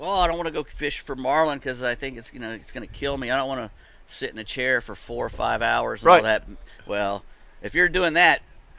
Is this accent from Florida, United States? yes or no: yes; Destin, Florida, United States; I grew up in Destin